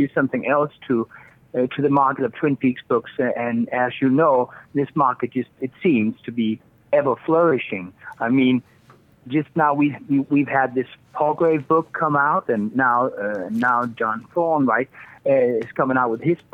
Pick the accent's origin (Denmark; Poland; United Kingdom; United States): Denmark; I'm from Denmark